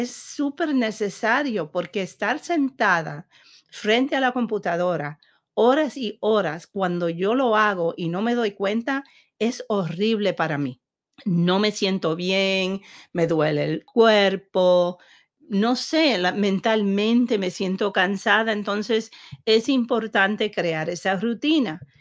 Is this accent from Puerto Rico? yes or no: yes; Puerto Rico; moved away; siendo puertorriqueña y, siendo nacida en una isla